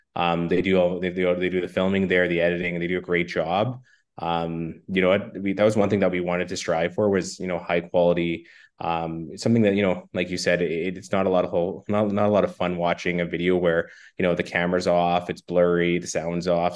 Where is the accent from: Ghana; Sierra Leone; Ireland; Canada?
Canada; Saskatoon, Saskatchewan; I was born and raised in Saskatoon